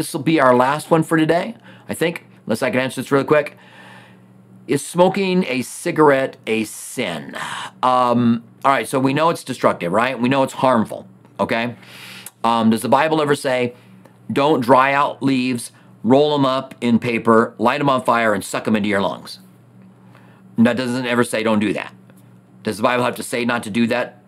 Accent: United States; As an American

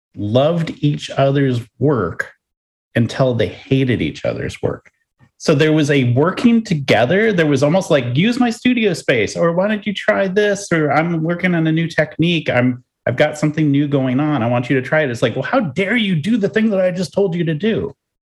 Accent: Los Angeles, California, United States; I'm from Los Angeles, and the Giants, I want to kill them all.

